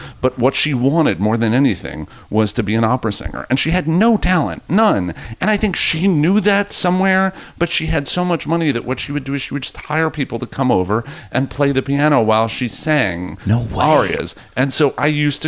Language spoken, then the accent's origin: English; Rockland County, New York, United States; moved away as an adult; now in New York City, United States; I grew up in Rockland County, and it was all nice kids.